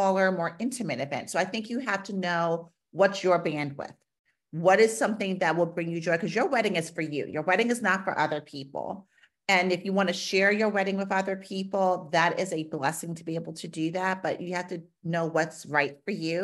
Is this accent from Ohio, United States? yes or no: no; New York City, New York, United States; now in Pittsburgh, United States